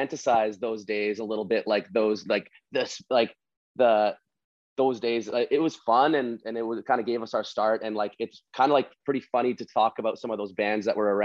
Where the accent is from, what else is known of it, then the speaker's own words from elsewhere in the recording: Winnipeg, Manitoba, Canada; now in Toronto, Canada; I'm from Winnipeg. I live in Toronto right now.